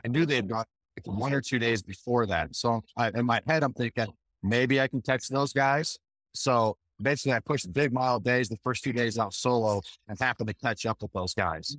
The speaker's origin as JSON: {"language": "English", "region": "Michigan", "country": "United States", "tie": "born or raised there", "also_born_or_lived": "Montana / North Carolina / Georgia", "moved": "yes", "lives_now": "Colorado, United States", "said": "I grew up in Michigan"}